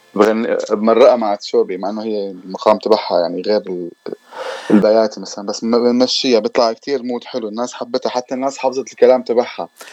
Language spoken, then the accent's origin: Arabic; Damascus, Damascus Governorate, Syria; also born or lived in Lebanon; now in London, United Kingdom; انا الاصل آه، سوري من الشام كنت عايش بلبنان وهلا مقيم بلندن صار لي حوالي 8 سنين